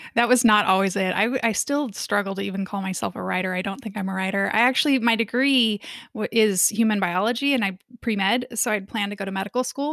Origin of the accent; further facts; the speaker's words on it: Kansas City, Missouri, United States; moved away as an adult; I grew up in Kansas City in the Midwest